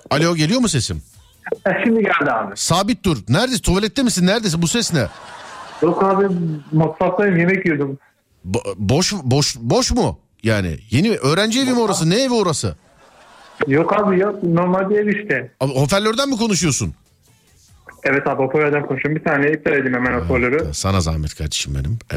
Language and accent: Turkish; Samsun, Turkey